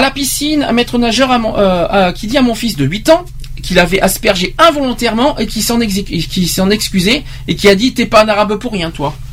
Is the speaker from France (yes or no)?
no; Romania; French is a second language; d'habitude les gens me demandent mes origines en précisant que j'ai un léger accent charmant. Presque chaque fois que je réponds je suis roumaine